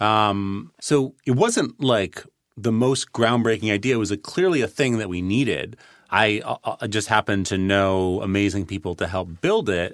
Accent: New York City, New York, United States; moved away as an adult; also born or lived in Boston; I grew up on the Upper West Side of Manhattan

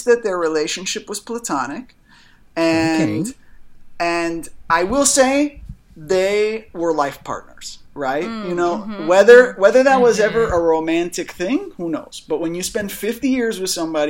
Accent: Miami, Florida, United States; also born or lived in Key Biscayne; Born and raised. South Miami Hospital

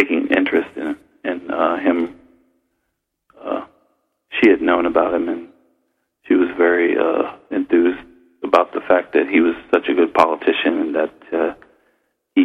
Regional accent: Cincinnati, Ohio, United States; moved away; also born or lived in San Francisco, California; I'm from Cincinnati, Ohio

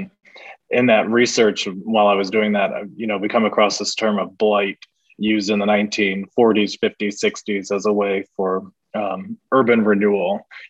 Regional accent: Midwest, United States; You know, we're from the Midwest and we see farms everywhere. Now I live in the Deep South, farms everywhere.

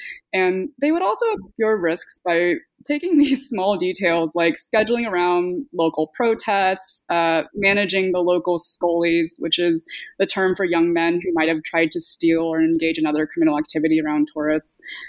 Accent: California, United States; the brand of multiculturalism I grew up in the Bay Area.

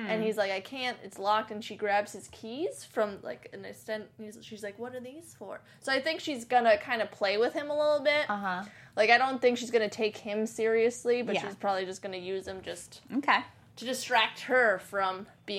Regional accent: New Jersey, United States; New Jersey.

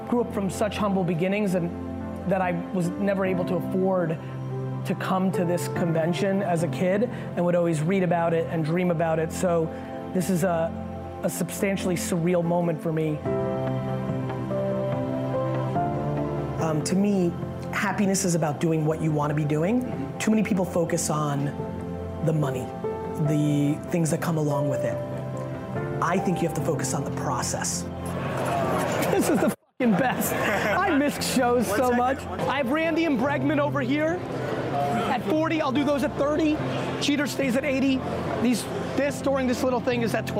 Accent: Edison, New Jersey, United States; also born or lived in Soviet Union; I'm an immigrant that was born in the Soviet Union. I grew up in New Jersey

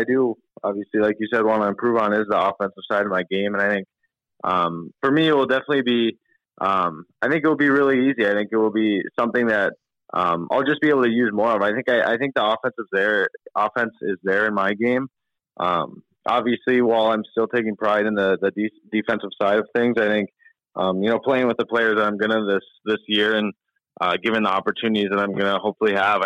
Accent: Minnesota, United States; moved away; also born or lived in Michigan; growing up in Minnesota, I was a big Wild fan growing up, and then once I moved to Michigan

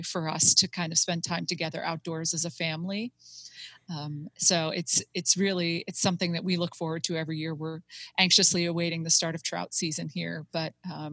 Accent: Buffalo, New York, United States; now in Western Pennsylvania, United States; I grew up in Buffalo, New York, but my grandparents lived in Williamsport, Pennsylvania

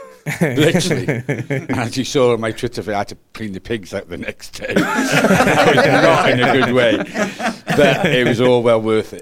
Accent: Wrexham, Wales, United Kingdom; now in Whitchurch, United Kingdom; I was born in Wrexham.

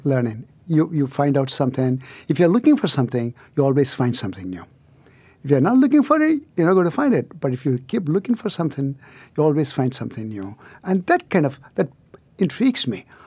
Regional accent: near Chennai, Tamil Nadu, India; moved away; deep south of India, so-called the Aboriginal Southern India, um, in, uh, near Chennai

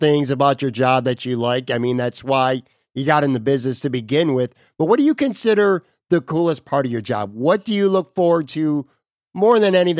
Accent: Buffalo, New York, United States; I grew up in Buffalo. I'm from Buffalo.

